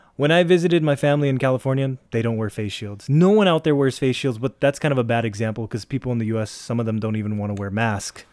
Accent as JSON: {"language": "English", "area": "Ortigas", "region": "Metro Manila", "country": "Philippines", "said": "we're from the Ortigas area"}